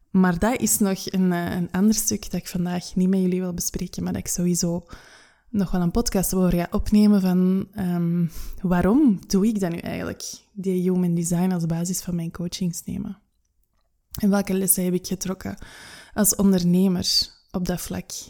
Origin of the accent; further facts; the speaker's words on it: United Kingdom; Ik ben Brits, holistisch coach en audiomaker